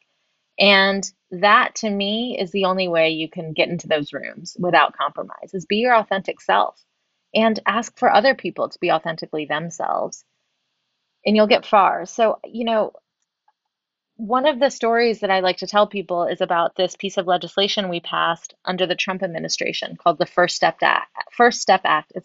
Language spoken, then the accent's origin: English; the South, United States; I grew up in the South